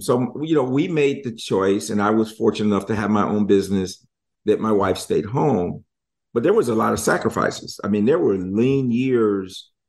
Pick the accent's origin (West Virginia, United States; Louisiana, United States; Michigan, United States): Michigan, United States; moved away; I'm from Michigan